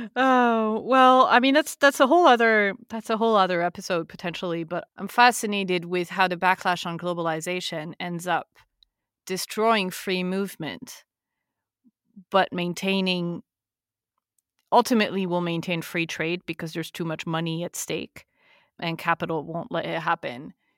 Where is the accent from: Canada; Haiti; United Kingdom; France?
France; we're French